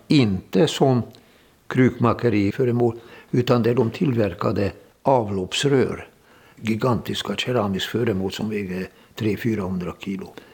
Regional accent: Hungary; moved away as an adult; also born or lived in Budapest / Donbas, Ukraine; now in Sweden; Jag är född i Ungern, tjugosex.

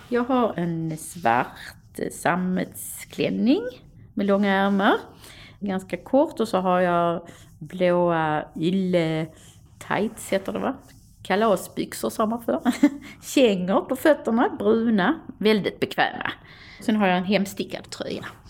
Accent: Stenshuvud, Skåne, Sweden; Jag växte upp vid Stenshuvud, så Stenshuvud var ett andra hem för mig.

